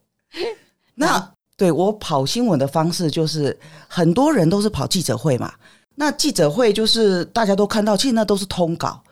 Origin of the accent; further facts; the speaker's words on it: Yunlin County, Taiwan; moved away as an adult; also born or lived in Taipei; 我们在乡下长大嘛，所以我是大学才到台北来